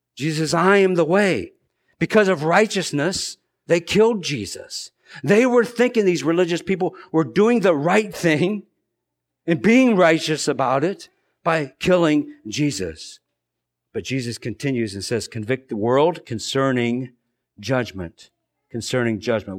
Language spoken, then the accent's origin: English; United States; us as American Christians